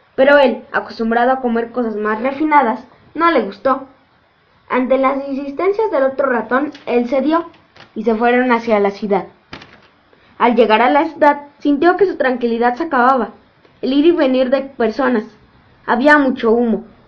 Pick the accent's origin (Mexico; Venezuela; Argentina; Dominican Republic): Mexico; tengo 10 años, y soy de México